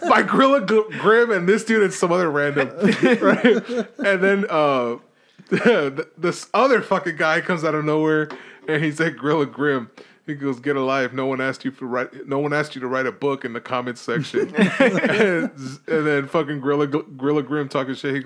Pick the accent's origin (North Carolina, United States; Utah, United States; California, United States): California, United States; Los Angeles; I'm from East